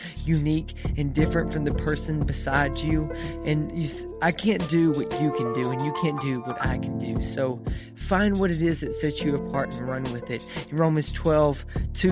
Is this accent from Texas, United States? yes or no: yes; East Texas, United States; I grew up in East Texas